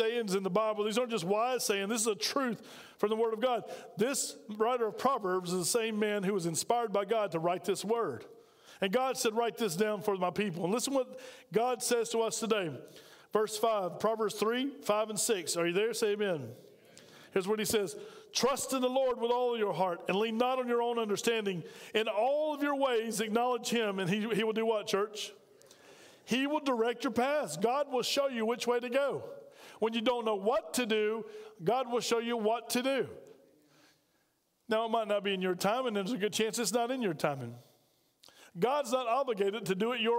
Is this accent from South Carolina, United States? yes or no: yes; Spartanburg, South Carolina, United States; now in Aiken, United States; I'm from Spartanburg